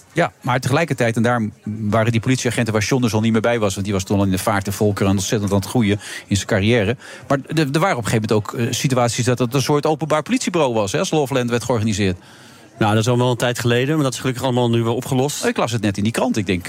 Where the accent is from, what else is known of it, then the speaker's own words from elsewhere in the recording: Friesland, Netherlands; Ik, ik kom uit Friesland